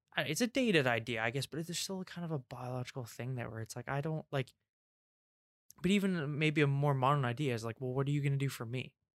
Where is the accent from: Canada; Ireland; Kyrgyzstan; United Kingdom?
United Kingdom; England; I'm English